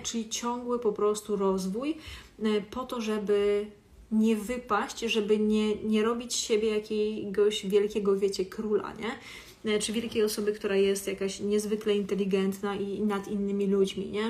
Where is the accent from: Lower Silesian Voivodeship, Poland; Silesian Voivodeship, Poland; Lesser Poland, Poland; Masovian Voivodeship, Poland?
Masovian Voivodeship, Poland; Warsaw; jestem z Warszawy